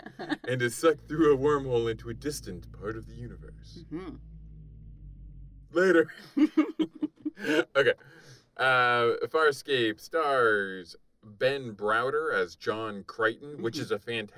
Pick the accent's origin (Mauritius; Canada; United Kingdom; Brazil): Canada; I was born in Canada, so we're more polite, syrupy, and I was going to say friendly.